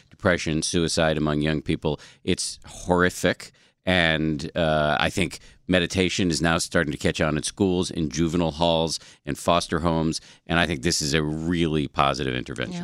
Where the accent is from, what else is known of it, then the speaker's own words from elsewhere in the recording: Massachusetts, United States; I was raised in the People's Republic of Massachusetts.